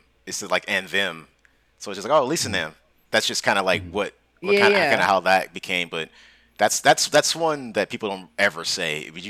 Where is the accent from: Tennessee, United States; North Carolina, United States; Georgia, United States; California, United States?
California, United States; Los Angeles; accent: SoCal; also born or lived in Santa Monica; I got a mix of the worst fucking SoCal accents, because I was like raised in like the West Side, like in Santa Monica. I was born there, and then I was raised in the Valley.